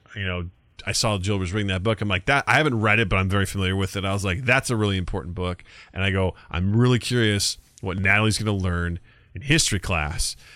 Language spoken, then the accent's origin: English; Missouri, United States; I'm from Missouri